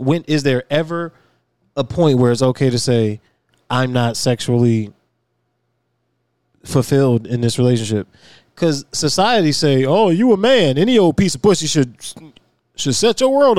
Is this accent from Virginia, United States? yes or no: yes; Virginia, United States; I'm from Virginia